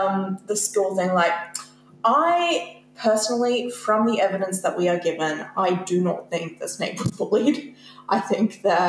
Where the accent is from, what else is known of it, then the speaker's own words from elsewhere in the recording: Tasmania, Australia; we're from Tasmania.